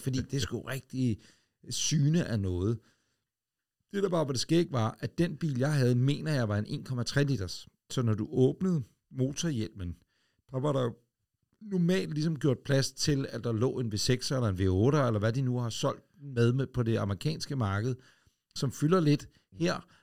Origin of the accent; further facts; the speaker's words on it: Ølstykke, Capital Region of Denmark, Denmark; en gammel Ford Escort Mark 1 jeg som holdt ude i indkørselen derhjemme i Ølstykke